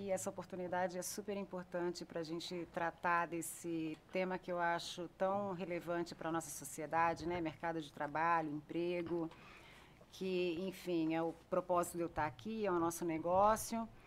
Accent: Brasília, Federal District, Brazil; Eu vim de Brasília. Brasília tem muito.

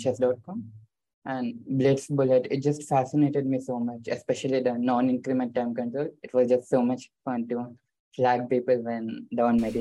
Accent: Warangal, Telangana, India; I live in a city called Warangal. It's close to a major city called Hyderabad, and there's not so much chess culture, and I'm the first grandmaster from the state

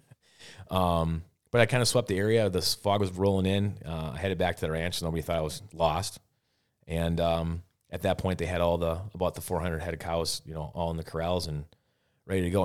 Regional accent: Wisconsin, United States; here I am from Wisconsin

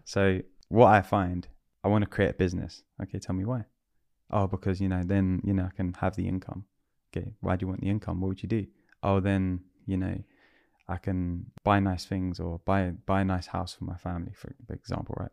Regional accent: London, United Kingdom; I'm a Londoner

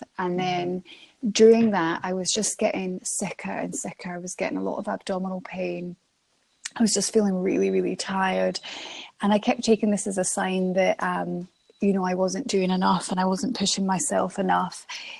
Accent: Dunkeld, Scotland, United Kingdom; also born or lived in Channel Islands; So I was born in Scotland. I moved to the Channel Islands when I was a baby, but and my dad is Scottish, and my sisters were born in Scotland. So we all moved back to Scotland. We moved to Dunkeld

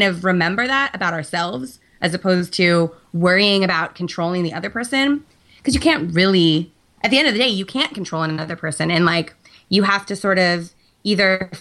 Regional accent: San Francisco, California, United States; also born or lived in New York; I grew up in San Francisco.

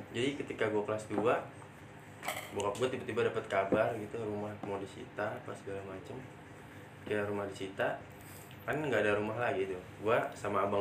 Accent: Tangerang, Banten, Indonesia; born there; Gua lahir

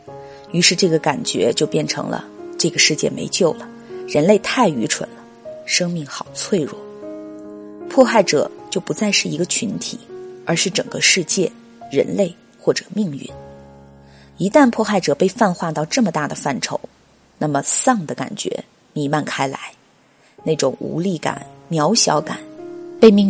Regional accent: Wuhan, Hubei, China; 就疫情这个事件来说，我是武汉人，作为在疫区中心的人来说，我就是当事人。

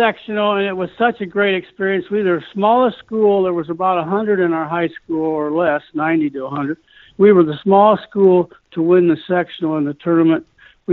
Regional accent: Fort Wayne, Indiana, United States; also born or lived in Brighton; I grew up in Fort Wayne, Indiana, which is kind of northern Indiana

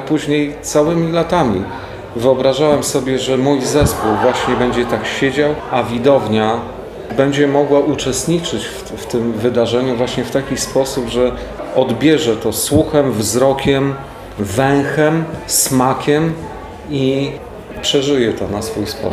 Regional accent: Warsaw, Masovian Voivodeship, Poland; Mam świadomie zwolnione tryby w stosunku do trybu warszawskiego, chociaż jestem stąd

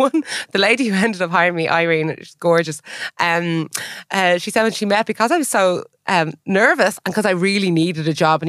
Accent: Ireland; accent: Irish; also born or lived in London, United Kingdom; now in Hong Kong; as an Irish person going in, I just had an Irish accent.

